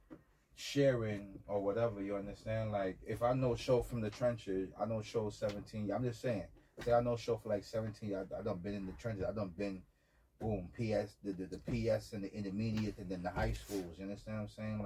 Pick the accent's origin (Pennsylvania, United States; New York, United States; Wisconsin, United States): New York, United States; New York City; I'm from Saratoga, S Block